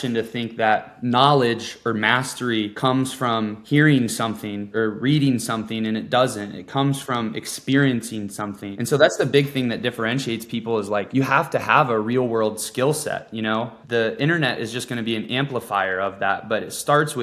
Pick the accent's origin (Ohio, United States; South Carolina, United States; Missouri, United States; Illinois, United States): Ohio, United States; moved away as an adult; also born or lived in Clearwater, Florida; I grew up in Ohio